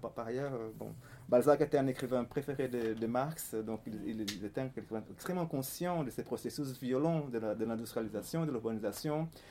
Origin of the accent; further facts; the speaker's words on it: Fortaleza, Ceará, Brazil; French is a second language; moved away as an adult; also born or lived in Paris, France; je suis né à Fortaleza, au Brésil, c'est au nord-est. n'est pas une ville très connue en, France, c'est l'une des grandes villes du nord-est brésilien et j'ai vécu là-bas euh, jusqu'à l'âge de, 20 ans